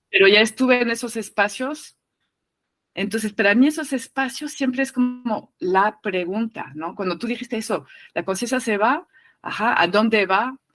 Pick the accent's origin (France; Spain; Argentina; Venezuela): France; now in Mexico; Eh, estoy en México, crecieron en México, yo vengo de Francia, no se habla de la muerte, ¿no?